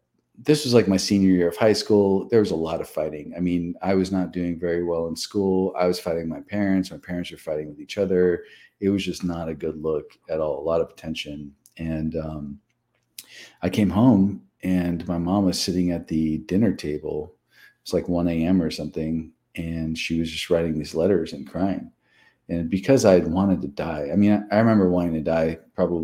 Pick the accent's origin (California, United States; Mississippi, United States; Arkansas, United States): California, United States; Los Angeles; I was born and raised in Los Angeles, California